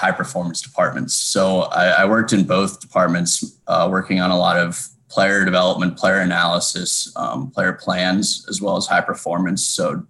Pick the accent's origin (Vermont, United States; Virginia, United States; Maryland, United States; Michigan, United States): Maryland, United States; Bethesda; moved away as an adult; also born or lived in New Orleans, Louisiana; I was born and raised in Bethesda, Maryland.